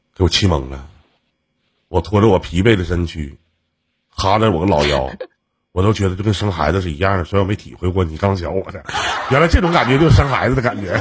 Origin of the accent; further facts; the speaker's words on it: Shenyang, Liaoning, China; 我们沈阳这边